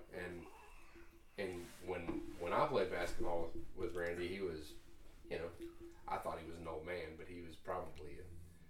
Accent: Rand, United States; now in North Carolina, United States; I grew up in Rand.

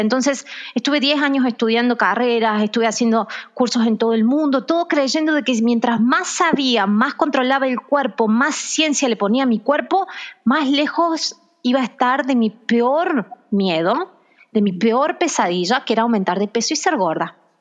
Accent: Argentina; now in Brazil; en Argentina, de donde yo soy

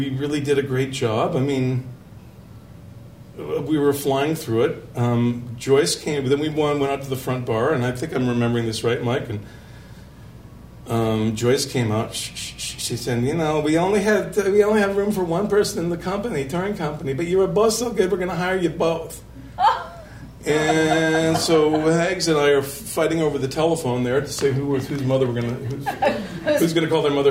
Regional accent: Toronto, Ontario, Canada; moved away as an adult; also born or lived in London, Ontario; from Chicago, from Toronto

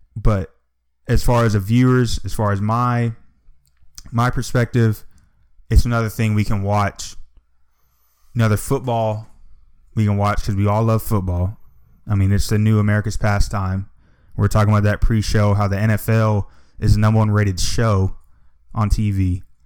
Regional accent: Atlanta, Georgia, United States; growing up in Atlanta

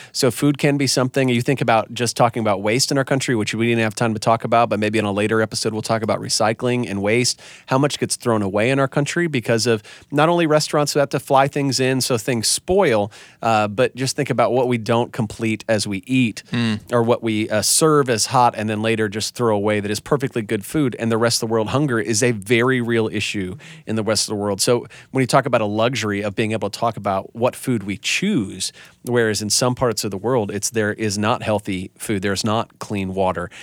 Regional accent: Wisconsin, United States; I'm from Wisconsin

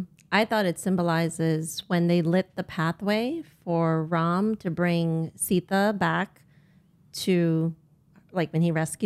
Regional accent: United States; I am American born Indian.

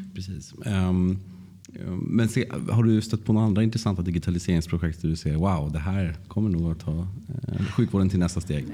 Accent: Luleå, Norrbotten County, Sweden; jag kommer från Luleå

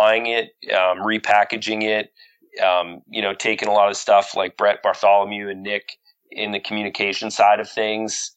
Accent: Canada; being grown up in Canada

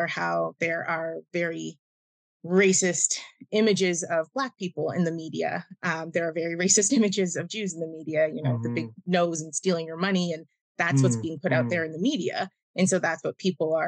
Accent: Oakville, Ontario, Canada; Before I moved just outside of Toronto, I grew up in Oakville, which Oakville in the 90s was not diverse

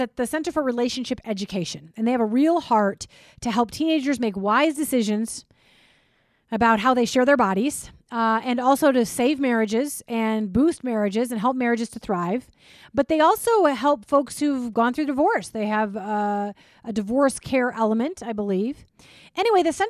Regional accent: Minnesota, United States; I grew up in Minnesota

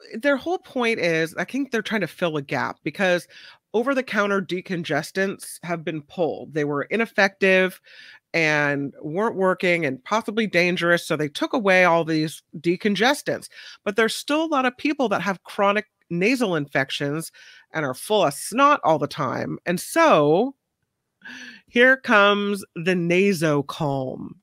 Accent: Hawaii, United States; I was born in Hawaii, so I called my grandmother Tutu, which is grandma in Hawaiian

